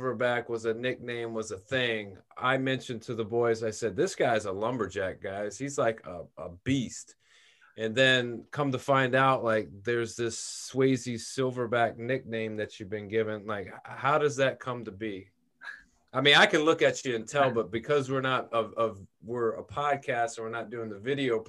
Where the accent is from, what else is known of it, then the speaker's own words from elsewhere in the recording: Memphis, Tennessee, United States; moved away as an adult; I'm from Memphis. I grew up there, lived there